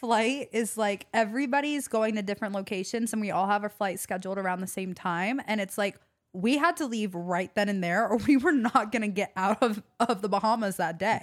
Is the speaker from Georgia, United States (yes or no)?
yes; Atlanta, Georgia, United States; growing up in Atlanta